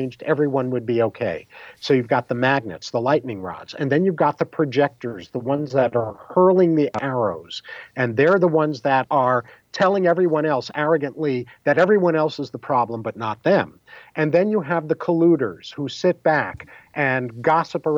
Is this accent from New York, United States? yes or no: yes; New York, United States; growing up in New York in the 50s and 60s and early 70s